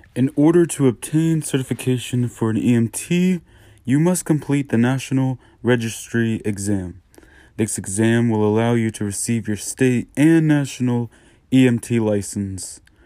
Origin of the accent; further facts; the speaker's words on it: Newport News, Virginia, United States; I am from Newport News, Virginia